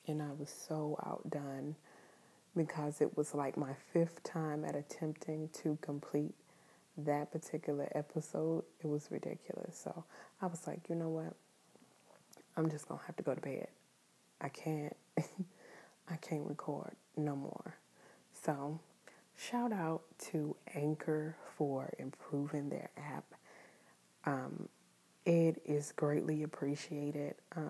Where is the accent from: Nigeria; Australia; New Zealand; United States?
New Zealand; I am Kiwi.